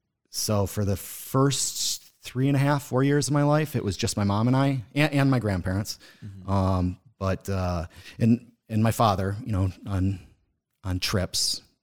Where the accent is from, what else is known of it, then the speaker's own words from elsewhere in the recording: Boston, Massachusetts, United States; born there; So I was born in Boston, Massachusetts. That's where my mom's side of the family is from.